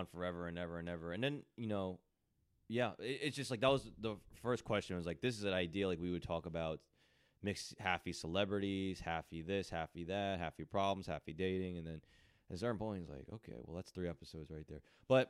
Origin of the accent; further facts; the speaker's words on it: Edison, New Jersey, United States; I'm from Edison, New Jersey.